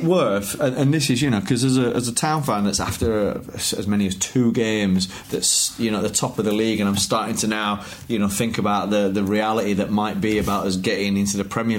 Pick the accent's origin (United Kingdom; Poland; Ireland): United Kingdom; the north of England; we've got great fish and chips up north.